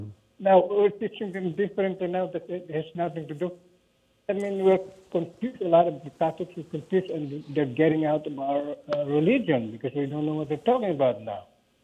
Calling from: New York, United States; I'm in New York.

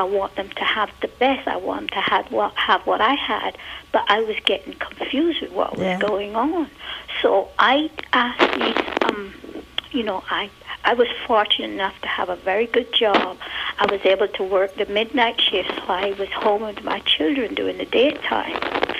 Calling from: Montgomery, Alabama, United States; I'm from Montgomery, Alabama.

